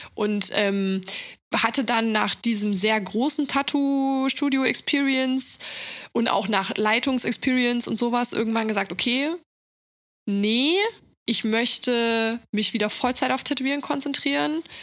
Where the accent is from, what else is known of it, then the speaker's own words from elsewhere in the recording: Thuringia, Germany; now in Berlin, Germany; kommen wir beide aus Thüringen